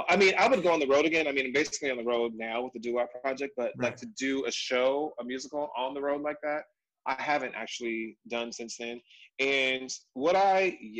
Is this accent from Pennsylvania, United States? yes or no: no; San Diego, California, United States; San Diego, so Southern Diego, California